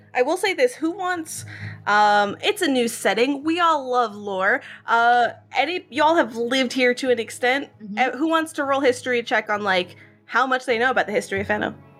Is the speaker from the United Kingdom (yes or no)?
no; Israel; accent: Israeli; my weird Israeli accent